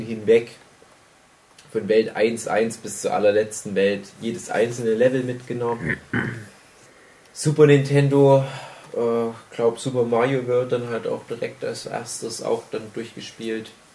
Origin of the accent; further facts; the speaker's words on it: Germany; bei uns in Deutschland